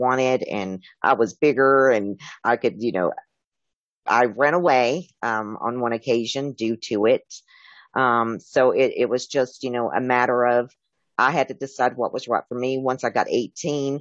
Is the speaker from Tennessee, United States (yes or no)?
yes; Tennessee, United States; I was raised in Tennessee